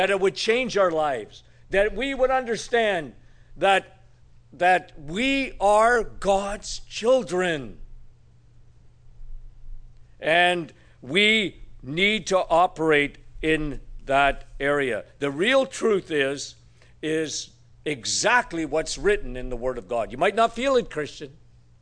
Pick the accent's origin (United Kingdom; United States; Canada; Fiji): Canada; Northern Ontario; moved away; it actually snowed in my hometown yesterday. What was my grandfather thinking when he moved to Northern Ontario?